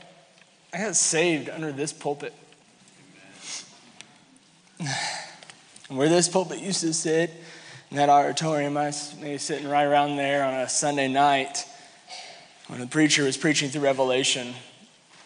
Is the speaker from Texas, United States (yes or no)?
no; Kansas City, Missouri, United States; moved away as an adult; now in Ocala, United States; I grew up in here. I grew up in Kansas City. I graduated from Raytown South in 2005